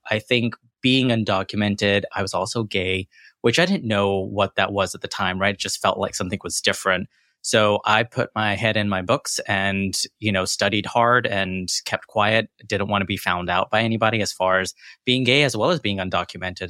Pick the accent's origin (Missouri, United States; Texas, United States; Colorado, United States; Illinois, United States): Texas, United States; Corsicana; born or raised there; accent: American; also born or lived in London, United Kingdom / Jackson, Mississippi / New York